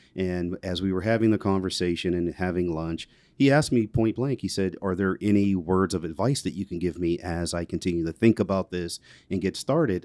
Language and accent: English; McKeesport, Pennsylvania, United States; also born or lived in Elizabeth Township, Pennsylvania; where I grew up in McKeesport, it was, it was definitely urban